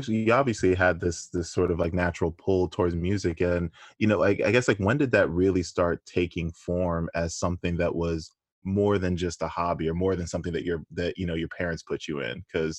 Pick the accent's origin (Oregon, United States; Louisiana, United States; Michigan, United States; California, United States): Louisiana, United States; I grew up in Louisiana.